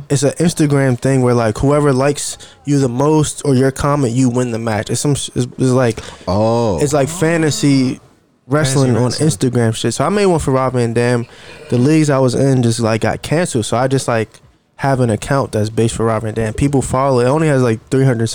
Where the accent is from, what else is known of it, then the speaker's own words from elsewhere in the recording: Washington, District of Columbia, United States; also born or lived in Connecticut / Maryland / Richmond; I was born in Connecticut. I grew up in DC and Maryland, but like, DC is just it's my home city